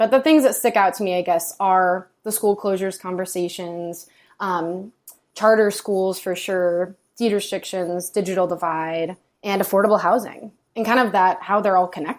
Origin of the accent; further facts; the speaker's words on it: New York, United States; born there; also born or lived in Virginia / California / Massachusetts; now in Austin, United States; So like Ricky, I'm kind of from all over. I was born in New York. We moved to Virginia, but I spent most of my life in California and Massachusetts.